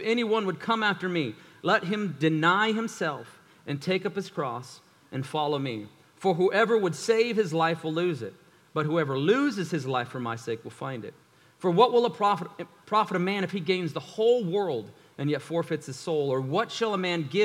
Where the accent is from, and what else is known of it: United States